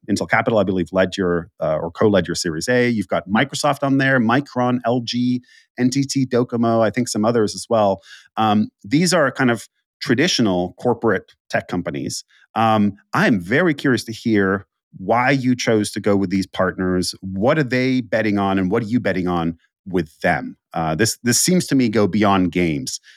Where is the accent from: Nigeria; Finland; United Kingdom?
Finland; I'm from Finland